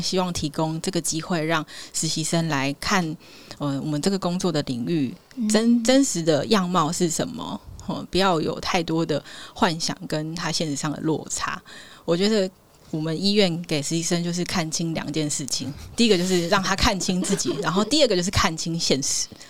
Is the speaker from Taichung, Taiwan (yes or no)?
no; Changhua County, Taiwan; moved away as an adult; also born or lived in Pingtung / Kinmen / eastern Taiwan; 我彰化人嘛